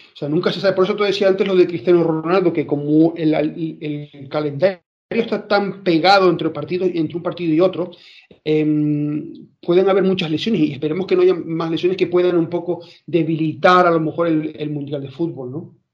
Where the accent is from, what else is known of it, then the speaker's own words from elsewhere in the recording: Spain; soy español